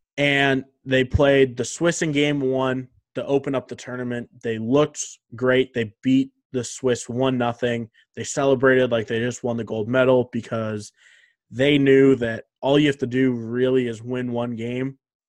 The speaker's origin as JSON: {"language": "English", "country": "Canada", "said": "it was frustrating as a Canadian fan"}